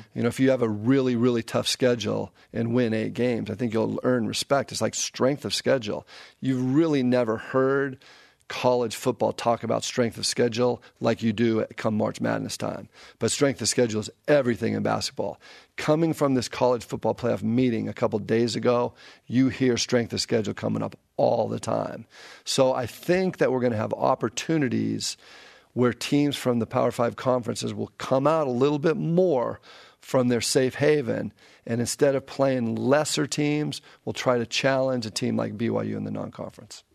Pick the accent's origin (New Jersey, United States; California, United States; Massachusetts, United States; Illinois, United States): California, United States; Pasadena; it's in the Rose Bowl. This is my hometown